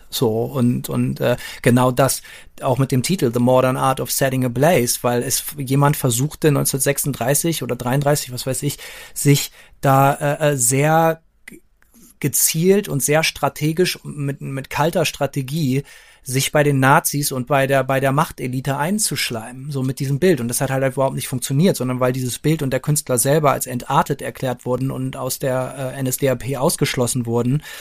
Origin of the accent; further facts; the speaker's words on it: Bremen, Germany; wir sind ja beide Bremer, wir sind mit diesem Relief aufgewachsen in der Bremer Innenstadt